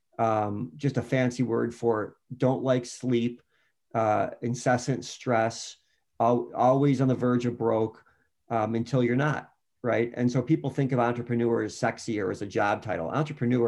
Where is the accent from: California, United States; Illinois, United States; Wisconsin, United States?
Illinois, United States; Chicago; I was going to East Bank Club as a Chicagoan